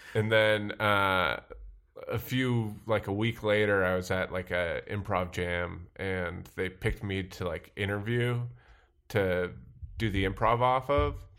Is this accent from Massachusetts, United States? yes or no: yes; Sandwich, Massachusetts, United States; moved away as an adult; also born or lived in New York; I'm from uh, a town called Sandwich, Massachusetts.